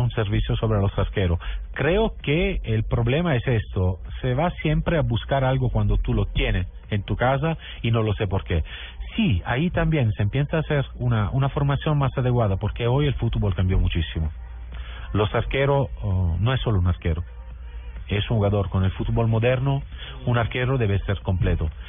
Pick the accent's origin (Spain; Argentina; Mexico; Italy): Italy; Southern Italy; Spanish is a second language; Yo, soy del sur de Italia, por ejemplo, ¿no? Y, vivo al lado del mar